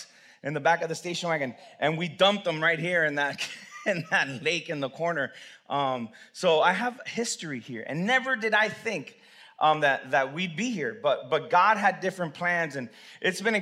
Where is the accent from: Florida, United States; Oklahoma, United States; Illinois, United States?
Florida, United States; Hialeah; I was born in Hialeah Hospital